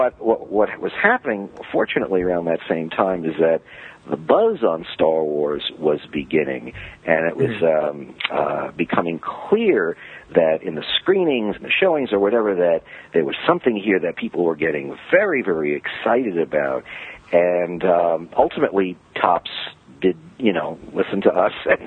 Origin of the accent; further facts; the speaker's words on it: New York City, New York, United States; I grew up in Brooklyn